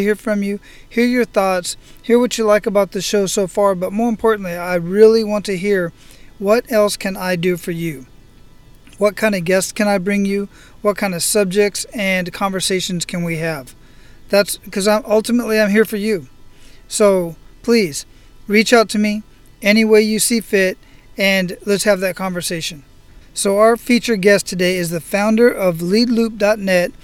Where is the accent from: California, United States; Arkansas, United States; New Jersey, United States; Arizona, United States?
Arizona, United States; Phoenix; now in Oahu, United States; I grew up in Phoenix, Arizona